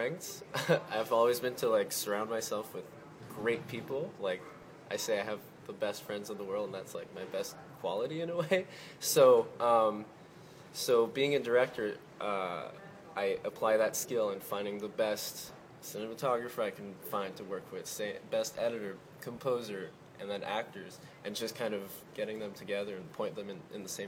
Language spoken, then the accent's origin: English; Quebec City, Quebec, Canada; I'm from Quebec City, so I grew up speaking in French.